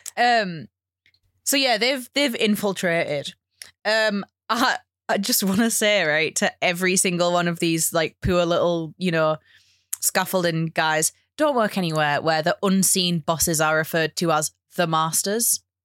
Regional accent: United Kingdom; as a British person

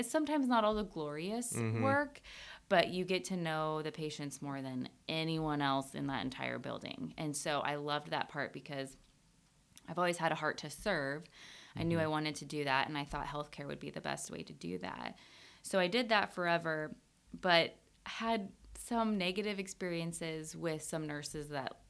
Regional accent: Iowa, United States; started working at the local nursing home in my hometown. I'm from a very small town in Iowa.

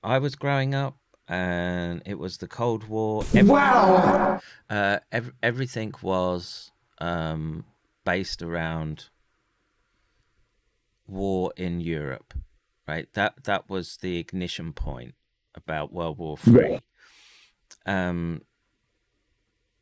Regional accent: United Kingdom; being British

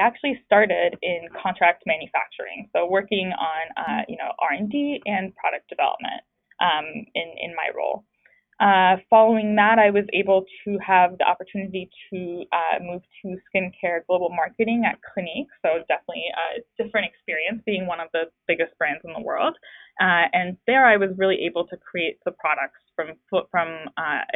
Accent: France; moved away; I grew up in France

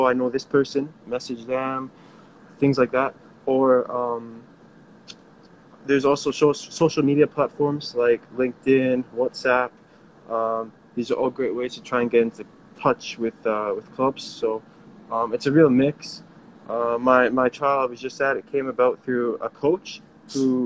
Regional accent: Canada; I grew up in Canada

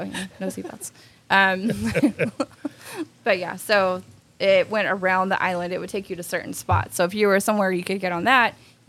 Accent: Springtown, Texas, United States; also born or lived in Alabama / St. Thomas; now in Florida, United States; growing up in Texas

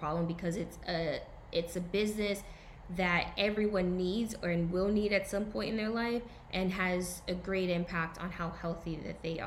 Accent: the South, United States; I'm from the South

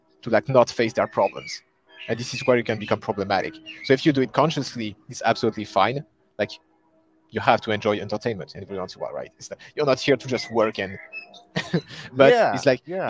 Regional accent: close to Paris, Île-de-France, France; English is a second language; also born or lived in Sweden; So born and raised in France, close to Paris, so the capital city

